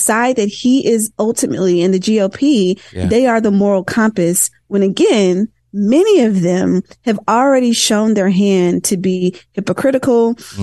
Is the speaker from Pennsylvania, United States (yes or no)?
no; Tennessee, United States; I'm from Tennessee